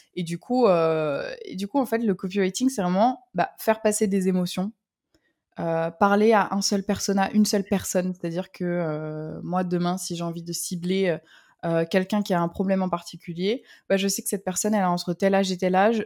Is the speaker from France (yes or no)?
yes; south of France, France; je suis, originaire du, sud de la France. Je suis euh, le soleil, le pur produit du sud